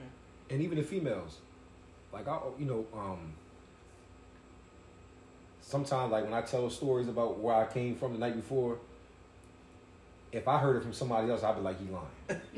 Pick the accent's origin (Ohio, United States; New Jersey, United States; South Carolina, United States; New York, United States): New York, United States; now in Delaware, United States; I'm from New York.